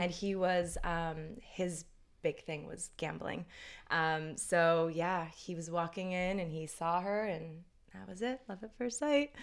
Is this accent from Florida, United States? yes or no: yes; Tampa, Florida, United States; also born or lived in New York; now in Los Angeles, United States; I grew up in Tampa, Florida